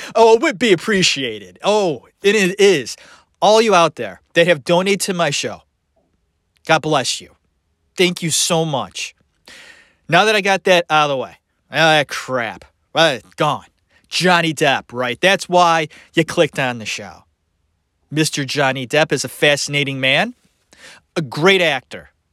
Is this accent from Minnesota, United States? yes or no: no; Cleveland, Ohio, United States; I'm from Ohio. Cleveland, Ohio